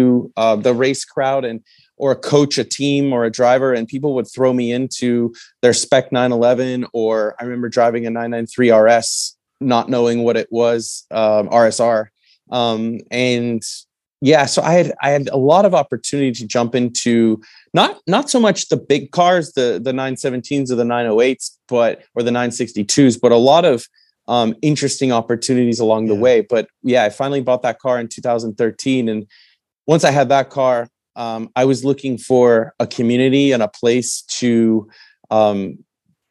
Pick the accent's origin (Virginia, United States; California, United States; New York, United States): California, United States; Westlake Village; I grew up in Westlake Village, about an hour north